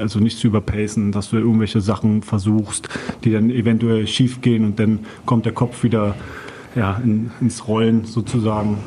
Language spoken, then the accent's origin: German; Berlin, Germany; moved away as an adult; now in Duisburg, Germany; als Berliner bist du meistens so in deinem Bezirks gefangen. So, ja, ja, mein Bezirk ist ja auch riesig. Spandau